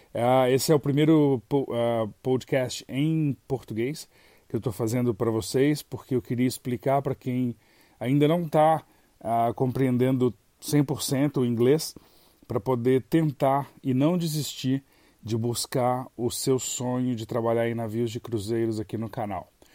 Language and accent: Portuguese; Brazil; moved away as an adult